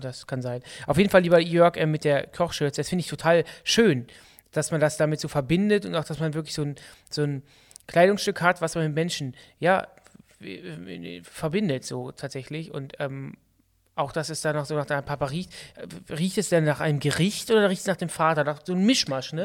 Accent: Düsseldorf, North Rhine-Westphalia, Germany; bei uns in Düsseldorf

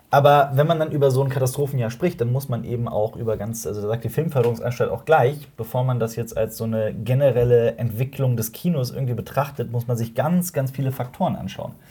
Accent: Cologne, North Rhine-Westphalia, Germany; wir als Kölner.

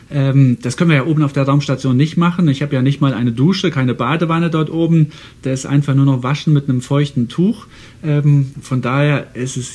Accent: Saarland, Germany; Also ich komme ja aus dem Saarland und das Saarland war, als ich ein kleiner Junge war, ein Tieffluggebiet.

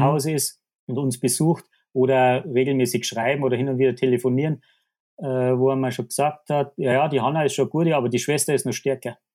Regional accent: Krün, Bavaria, Germany; ich bin aus Grün, äh, heißt der Ort, wie ich, wie ich vorher schon gesagt habe, da bin ich aufgewachsen, da lebe ich.

